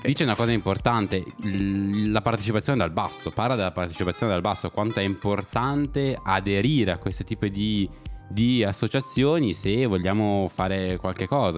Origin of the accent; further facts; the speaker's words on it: Milan, Lombardy, Italy; noi che siamo di Milano